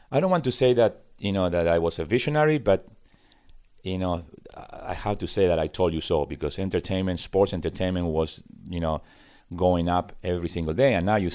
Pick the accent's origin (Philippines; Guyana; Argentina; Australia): Argentina; now in United States; I moved from Argentina in 1980.